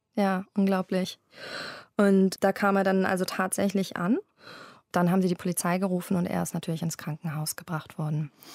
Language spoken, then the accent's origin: German; Berlin, Germany; also born or lived in London; habe ich mich entschieden, zurück in meine Heimatstadt Berlin zu ziehen